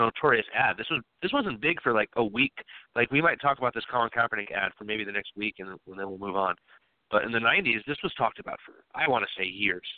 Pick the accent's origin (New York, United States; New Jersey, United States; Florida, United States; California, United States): New York, United States; I'm a born and raised in New York